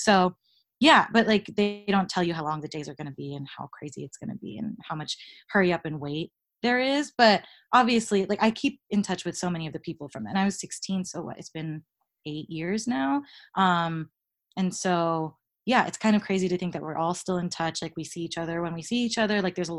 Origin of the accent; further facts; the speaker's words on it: New York, United States; moved away as an adult; It was just a year in September. So yeah, I moved there from New York.